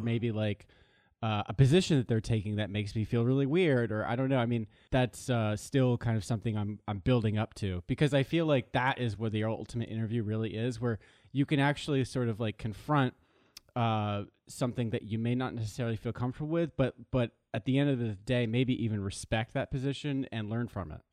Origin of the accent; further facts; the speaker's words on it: Los Angeles, California, United States; moved away as an adult; also born or lived in East Coast; I grew up in Los Angeles, yes. Uh, I was born in West Hollywood